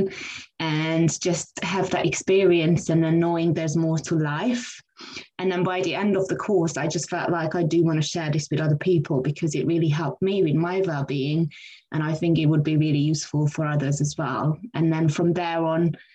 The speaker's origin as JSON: {"language": "English", "country": "Hungary", "moved": "yes", "lives_now": "London, United Kingdom", "said": "So I came to London in 2004. I'm originally from Hungary."}